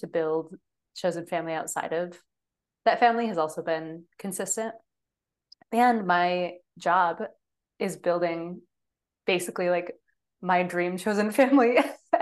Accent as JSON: {"language": "English", "region": "Michigan", "country": "United States", "tie": "born or raised there", "said": "growing up in Michigan, like I had no choice besides going to University of Michigan"}